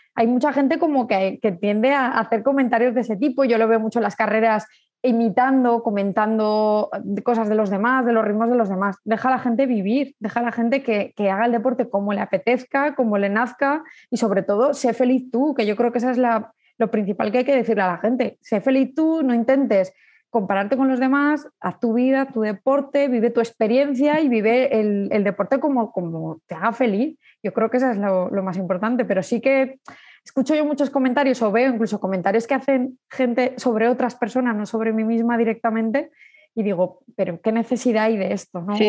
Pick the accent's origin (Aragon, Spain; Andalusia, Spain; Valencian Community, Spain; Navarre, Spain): Aragon, Spain; Zaragoza; soy de Zaragoza, tengo 37 años